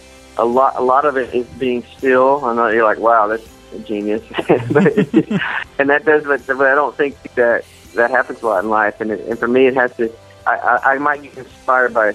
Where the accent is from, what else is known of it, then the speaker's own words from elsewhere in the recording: Texas, United States; I grew up in Texas